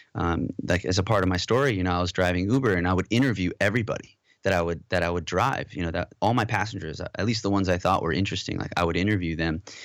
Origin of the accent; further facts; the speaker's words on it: Southern California, United States; also born or lived in Modesto, California / Moorpark, California / Valencia, California / Los Angeles, California; I think I was, like, maybe two when we moved to Southern California. So, pretty much, you know, born and raised in California and raised mostly in Southern California